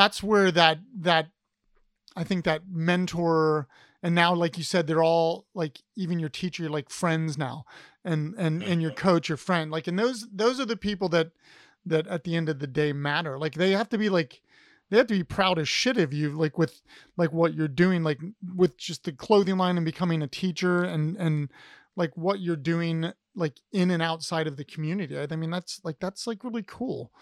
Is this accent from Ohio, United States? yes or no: yes; Ohio, United States; I'm from Ohio